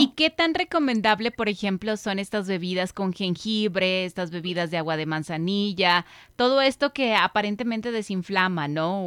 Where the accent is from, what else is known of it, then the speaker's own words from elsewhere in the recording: Mexico; Como cultura mexicana